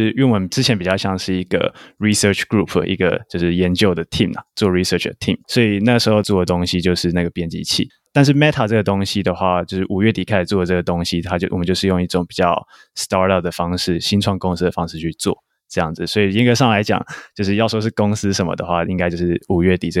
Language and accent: Chinese; Tainan, Taiwan; 我是台南人，然后以前是台南一中毕业的学生。